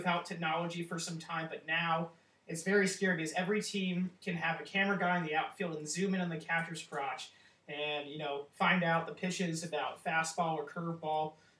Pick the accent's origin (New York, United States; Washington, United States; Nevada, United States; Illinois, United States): New York, United States; New York City; I'm from Manhattan, New York